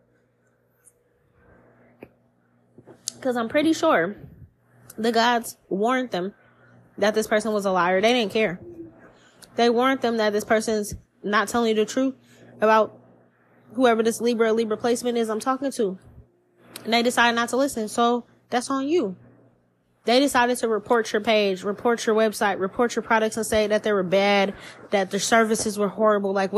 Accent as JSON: {"language": "English", "country": "United States", "tie": "born or raised there", "said": "As an American born and raised here"}